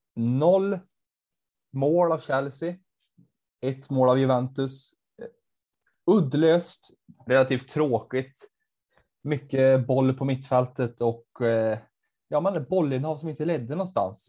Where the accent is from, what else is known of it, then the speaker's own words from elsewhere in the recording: Värmland, Sweden; jag kommer från Värmland